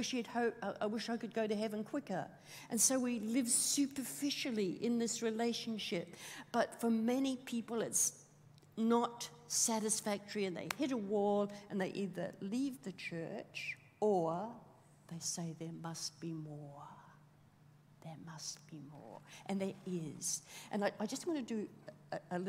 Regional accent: Australia; being Australian

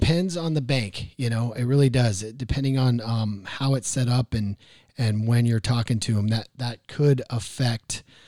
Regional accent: Maryland, United States; I was born in Maryland

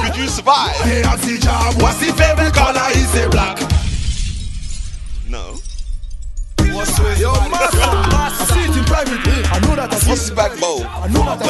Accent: United Kingdom; also born or lived in Trinidad and Tobago; I was born here, okay? I'm very much British

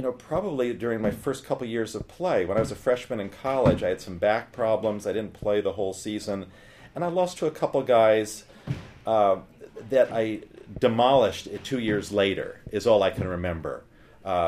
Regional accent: Connecticut, United States; I grew up in Connecticut, and I was away at school

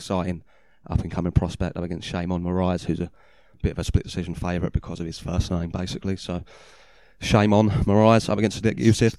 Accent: United Kingdom; As a Brit, wrestling, it's not what we're necessarily known for.

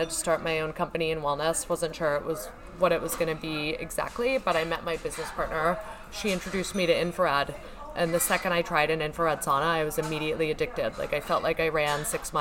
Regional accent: New York, United States; I'm a New Yorker

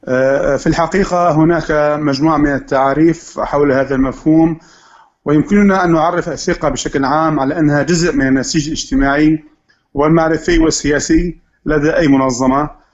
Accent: Syria; نحن كثوره سوريه

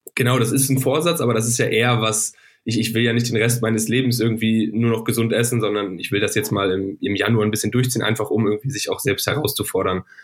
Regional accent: Northern Germany, Germany; ich komme aus dem Norden

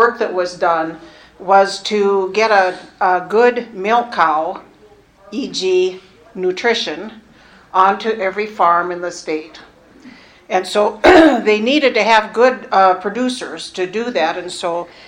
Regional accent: Cascade County, Montana, United States; I grew up in Cascade County

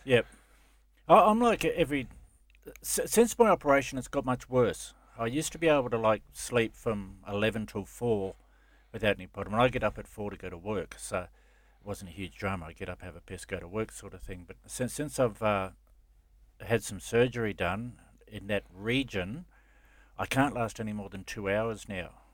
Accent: Gold Coast, Queensland, Australia; I grew up on the Gold Coast and Surface Paradise

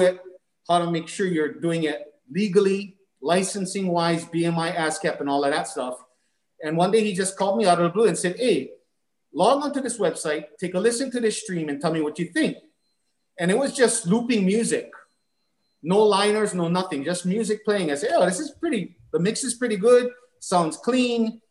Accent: Honolulu, Hawaii, United States; born and raised in Kalihi.

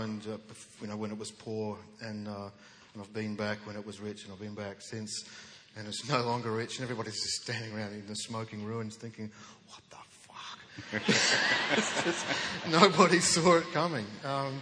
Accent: Western Australia, Australia; We grew up in a state that was a no account state. You know, we're on the wrong side of the wrong country in the wrong hemisphere

